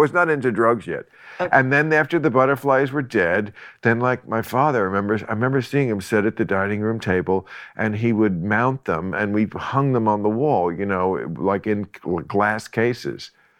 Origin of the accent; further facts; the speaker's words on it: New Jersey, United States; New Jersey. And life was teeming.